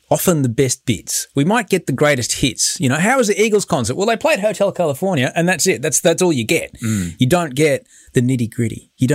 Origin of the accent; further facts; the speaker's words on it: Brisbane, Queensland, Australia; my hometown, Brisbane, was going for gold.